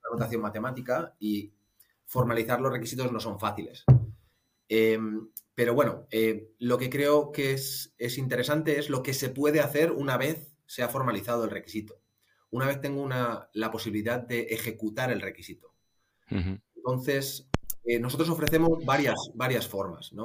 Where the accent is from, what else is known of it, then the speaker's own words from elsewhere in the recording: Madrid, Community of Madrid, Spain; moved away as an adult; also born or lived in Ireland; now in Munich, Germany; soy, soy de Madrid, aunque llevo ya unos añitos viviendo en Múnich, en Alemania